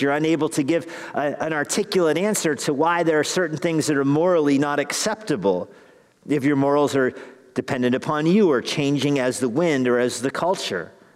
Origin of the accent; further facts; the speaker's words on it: Albuquerque, New Mexico, United States; Growing up in Albuquerque